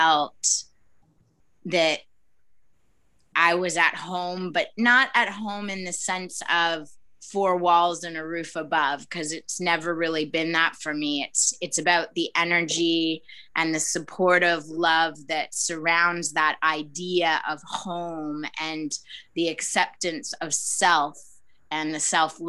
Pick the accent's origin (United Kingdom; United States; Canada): Canada; moved away as an adult; now in Rishikesh, India; I was born in Canada